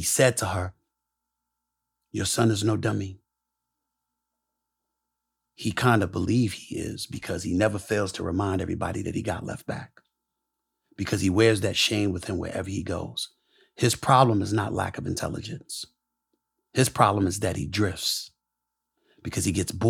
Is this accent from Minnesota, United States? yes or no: no; New York City, New York, United States; also born or lived in Bronx, New York; born in the Bronx, raised in Hollis, Queens.